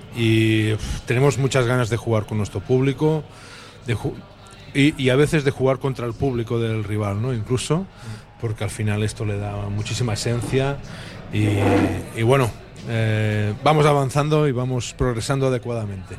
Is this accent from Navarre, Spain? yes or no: no; Tàrrega, western Catalonia, Spain; also born or lived in Manresa; now in Bilbao, Spain; soy de Tetarre, que es la parte eh, más hacia, hacia el oeste de, Cataluña y allí se habla más